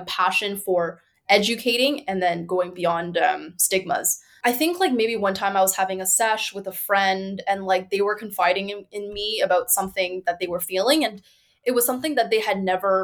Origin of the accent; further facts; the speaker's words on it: Markham, Ontario, Canada; now in Toronto, Canada; I grew up in Markham. So my parents are from China